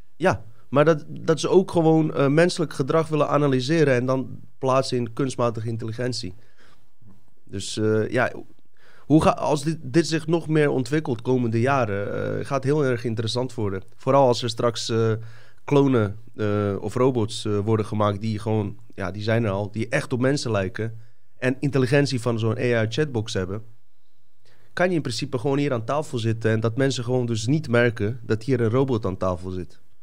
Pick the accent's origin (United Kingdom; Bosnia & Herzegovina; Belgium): Bosnia & Herzegovina; now in Netherlands; Ik kom inderdaad uit Bosnië